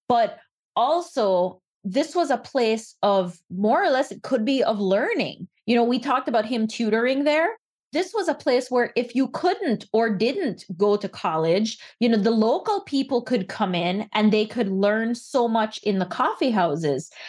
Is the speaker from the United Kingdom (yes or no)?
no; Belize; now in United States; I grew up in Belize